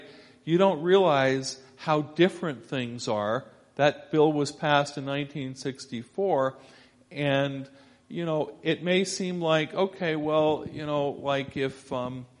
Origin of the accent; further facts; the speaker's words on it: Scarsdale, New York, United States; moved away; I grew up initially in Scarsdale, New York, Westchester County, just north of New York City.